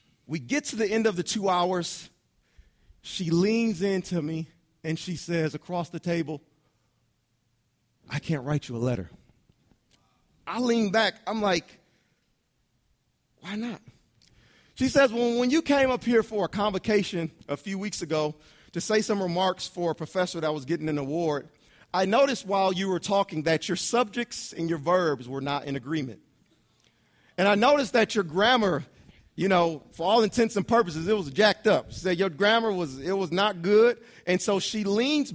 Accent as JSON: {"language": "English", "town": "Detroit", "region": "Michigan", "country": "United States", "also_born_or_lived": "Chicago", "said": "Brandy and I are both from Detroit. We lived in Chicagoland for a short period of time"}